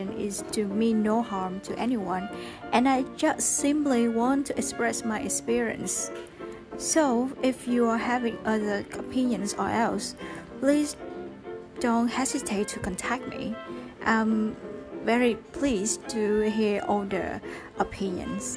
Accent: Vietnam; English is a second language; I am a Vietnamese and I've been living all my life in Vietnam. English is not my first language

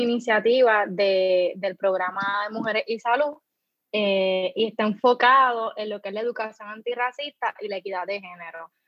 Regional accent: Loíza, Puerto Rico; soy de Loiza

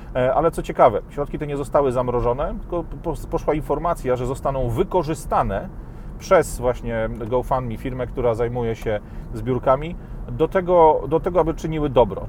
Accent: Poland; also born or lived in Warsaw; takich ludzi jak my z Polski

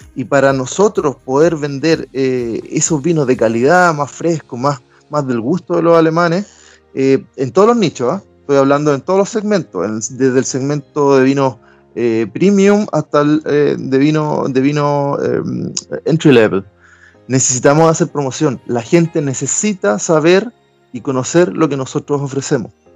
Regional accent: Talca, Maule, Chile; moved away as an adult; also born or lived in Göttingen, Germany; now in Hamburg, Germany; yo vengo de Talca, que es una zona preferentemente agrícola

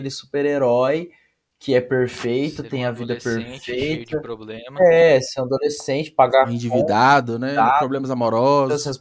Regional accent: Brazil; É, mesmo eu sendo brasileiro, as raízes dele são de culturas que eu não tenho tanto contato.

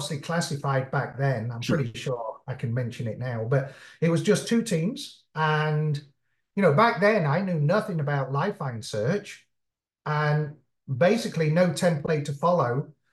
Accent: Midlands, United Kingdom; moved away; also born or lived in London; I'm British, English specifically. I was born in London, but I lived out in the Midlands.

